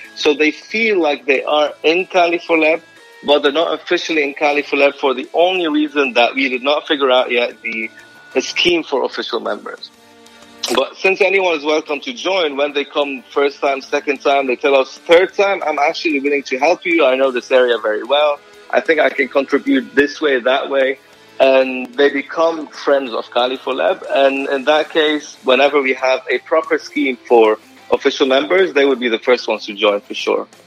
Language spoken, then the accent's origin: English; Lebanon; moved away; growing up in Lebanon, we were wired to remember